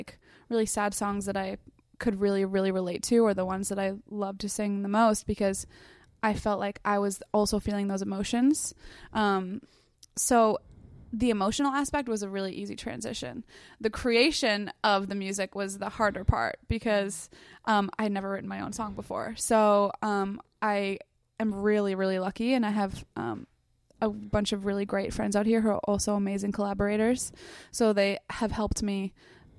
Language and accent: English; South Shore, Massachusetts, United States; moved away as an adult; now in Los Angeles, United States; South Shore, Massachusetts, but nobody knows the town I'm from, so I just call it Boston